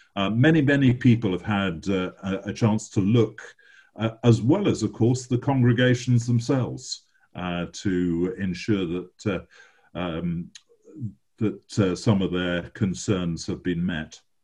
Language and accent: English; England, United Kingdom; as an Englishman